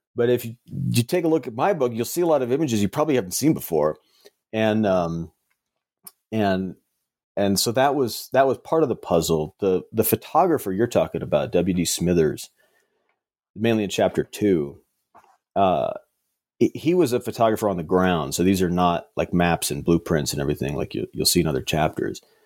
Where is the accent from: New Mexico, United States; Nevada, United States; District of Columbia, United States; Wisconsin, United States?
New Mexico, United States; Las Cruces; I grew up in Las Cruces, New Mexico, and in southern New Mexico